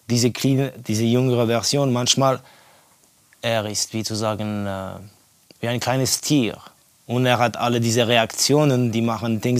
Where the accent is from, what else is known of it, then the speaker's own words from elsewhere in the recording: Estonia; German is a second language; Ja, ich bin aufgewachsen in Estland während der Kommunismuszeit.